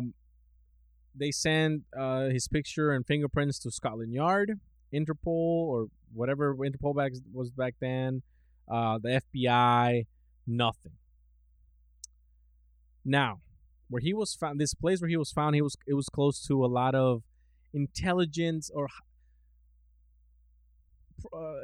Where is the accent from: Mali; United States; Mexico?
Mexico; moved away; we come from Mexico.